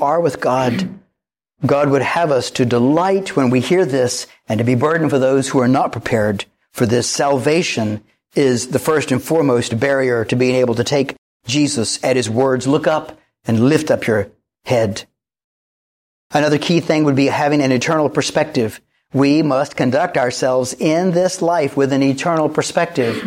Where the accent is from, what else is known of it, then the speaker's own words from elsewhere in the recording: Wilmington, North Carolina, United States; I grew up right here in Wilmington, North Carolina